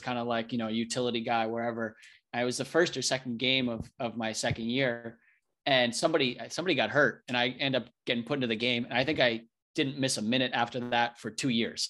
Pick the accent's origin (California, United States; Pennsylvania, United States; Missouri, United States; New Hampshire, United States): New Hampshire, United States; I, I grew up in New Hampshire